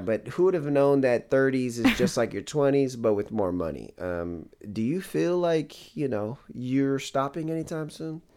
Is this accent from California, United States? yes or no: yes; Bay Area, California, United States; growing up in the Bay Area